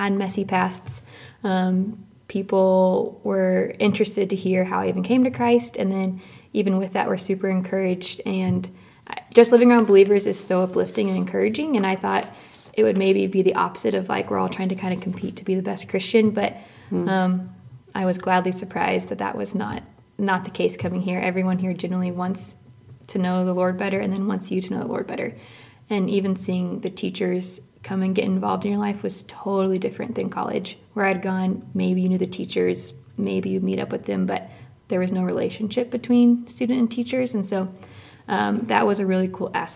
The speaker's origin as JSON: {"language": "English", "region": "Missouri", "country": "United States", "moved": "as an adult", "lives_now": "Waukesha, United States", "said": "I'm 24 and from Missouri"}